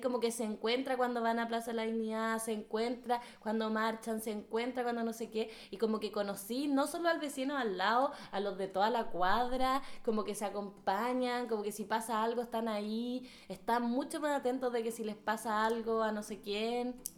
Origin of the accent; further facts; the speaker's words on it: Santiago, Santiago Metropolitan Region, Chile; now in Berlin, Germany; nosotras somos todas de Santiago